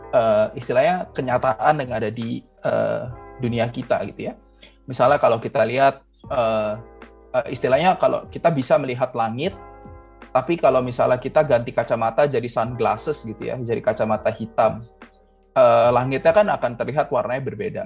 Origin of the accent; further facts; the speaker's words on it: Indonesia; moved away as an adult; now in Singapore; aku yang orang Indonesia